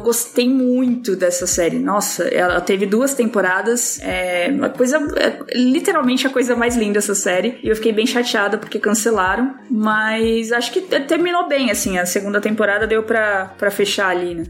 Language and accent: Portuguese; São Paulo, Brazil; moved away as an adult; Eu cresci no Capão